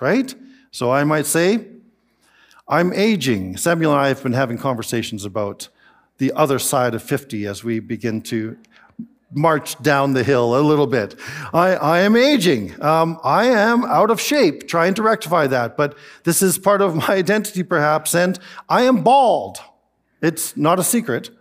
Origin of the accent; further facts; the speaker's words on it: Canada; I am Canadian